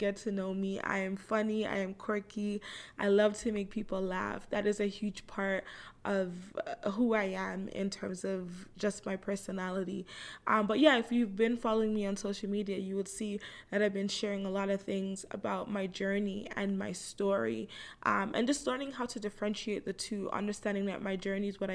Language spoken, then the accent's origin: English; Toronto, Ontario, Canada; I live in Toronto, Canada. I'm 30 years old. I was born right here in Toronto. I grew up with a Jamaican background